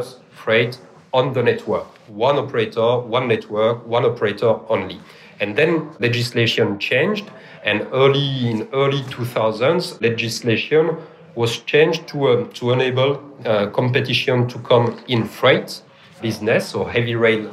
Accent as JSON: {"language": "English", "country": "France", "accent": "French", "second_language": "English", "moved": "as an adult", "lives_now": "Melbourne, Australia", "said": "I'm French. You can't miss my accent"}